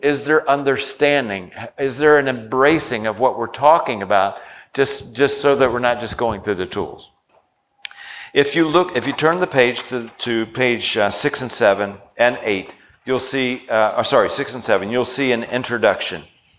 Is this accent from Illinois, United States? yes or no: no; Virginia, United States; I grew up in Virginia. It's a Southern culture.